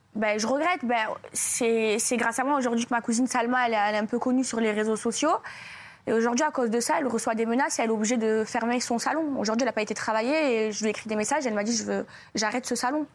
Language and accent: French; France; moved away; also born or lived in Marseille; j'aime la France, c'est mon pays